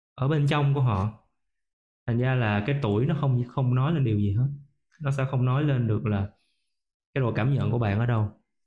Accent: Vietnam; mình là một người Việt Nam mình có nền tảng của người Việt Nam

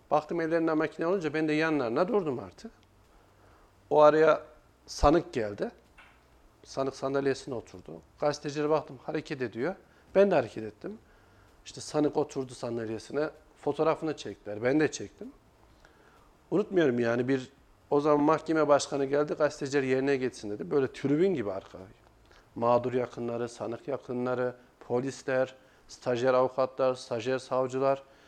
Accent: Kayseri Province, Turkey; ben 1985 Kayseri doğumluyum

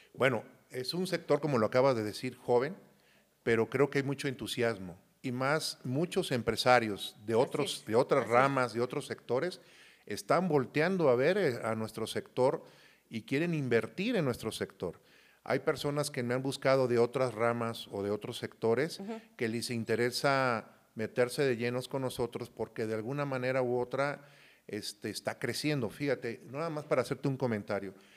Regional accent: Coatzacoalcos, Veracruz, Mexico; also born or lived in Yurécuaro, Michoacán; yo soy de un lugar que se llama Yurecuaro, Michoacán, me crié mucho tiempo en Coaxacualcos, Veracruz.

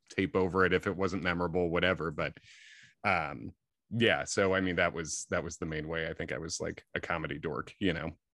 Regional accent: Clarendon Hills, Illinois, United States; also born or lived in Long Island, New York / Chicago; I was born in Chicago and then grew up, uh, sort of in the suburbs there. Clarendon Hills, mostly Clarendon Hills, Hinsdale

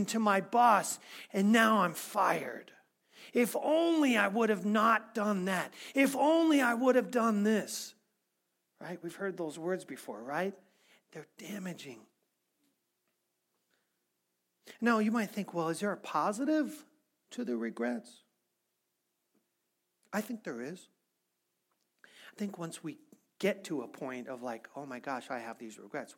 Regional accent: Missouri, United States; I'm from Missouri

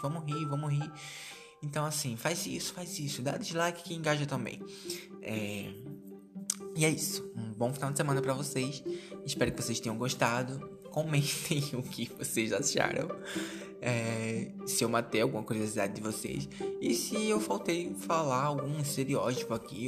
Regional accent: Brazil; a gente é brasileiro

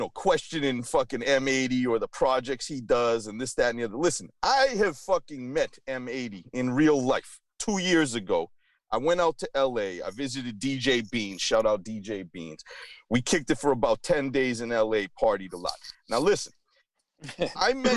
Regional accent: Boston, Massachusetts, United States; I'm from Boston

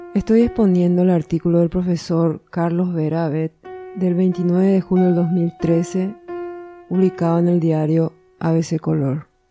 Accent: Asunción, Paraguay; also born or lived in Rio de Janeiro, Brazil / Argentina; Y yo soy asuncena. Viví toda mi vida en Asunción, salvo que nací en Río de Janeiro, Brasil. Pero a los cuatro años volvimos

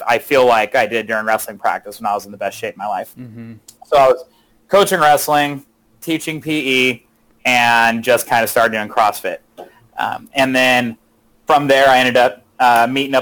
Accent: Manteca, California, United States; also born or lived in Modesto; now in Ripon, United States; I actually grew up in Manteca

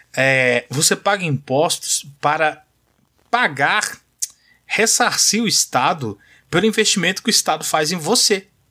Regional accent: São Paulo, Brazil; moved away; Eu nasci em São Paulo, né? Não moro em São Paulo hoje, mas eu sou de lá

